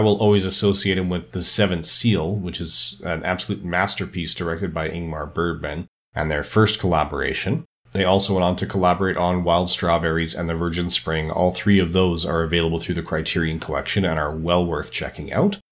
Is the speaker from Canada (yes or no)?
yes; Edmonton, Alberta, Canada; my hometown of Edmonton, Alberta, Canada